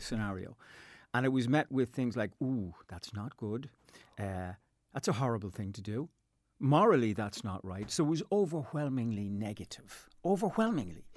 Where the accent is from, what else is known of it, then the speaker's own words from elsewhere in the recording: Dublin, Leinster, Ireland; moved away as an adult; now in Castlepollard, Ireland; I am from Dublin